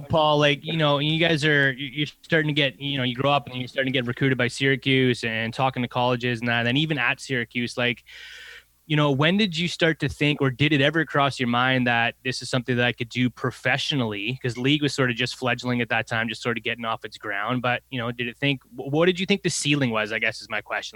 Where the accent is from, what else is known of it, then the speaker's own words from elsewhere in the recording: Canada; growing up in Canada